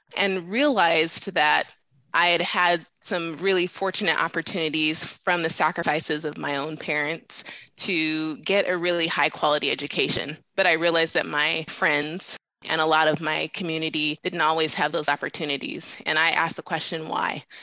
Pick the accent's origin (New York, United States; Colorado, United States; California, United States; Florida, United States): Colorado, United States; Denver; I am born and raised in Denver, Colorado. So I am a proud Colorado native